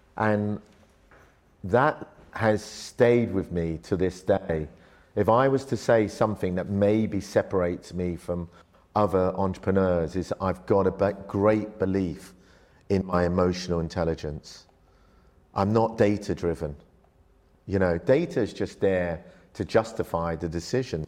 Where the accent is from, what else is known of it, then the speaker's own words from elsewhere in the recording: London, United Kingdom; also born or lived in Malaysia; I went from an upbringing where in Malaysia, my family were a very wealthy family. We had a very big rubber plantation, uh, had, you know, servants, cleaners, X, Y, Z, to being in a council estate in London, literally with nothing.